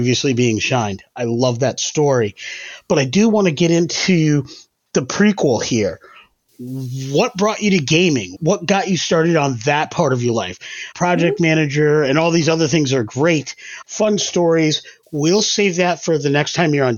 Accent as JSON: {"language": "English", "region": "Connecticut", "country": "United States", "tie": "born or raised there", "also_born_or_lived": "Maine", "moved": "as an adult", "said": "I moved away to Maine from Connecticut, where I live now"}